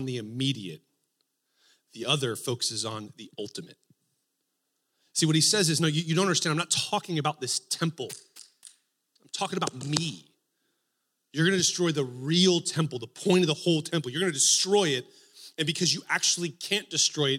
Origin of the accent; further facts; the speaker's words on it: Texas, United States; now in Spokane, United States; I grew up in Texas